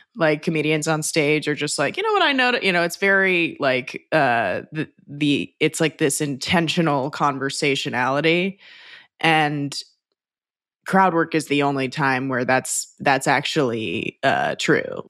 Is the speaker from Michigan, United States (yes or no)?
no; Los Angeles, California, United States; I'm from Los Angeles